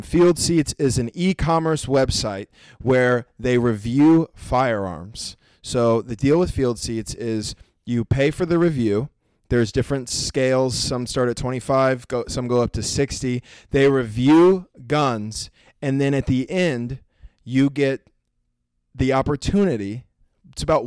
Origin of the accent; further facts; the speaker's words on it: Oklahoma, United States; I'm from Oklahoma